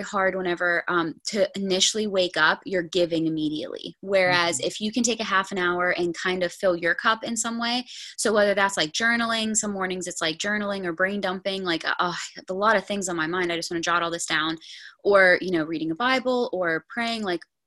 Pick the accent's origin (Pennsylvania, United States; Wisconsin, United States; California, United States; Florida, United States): Pennsylvania, United States; north of Pittsburgh; I am from a little bit north of Pittsburgh, PA, Pennsylvania. So about an hour